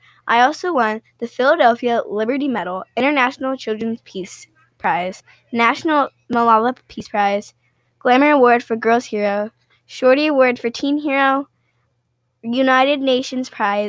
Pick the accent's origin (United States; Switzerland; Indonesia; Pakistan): Pakistan; Yeah, so I grew up in Pakistan, my brothers, my mom, and my dad.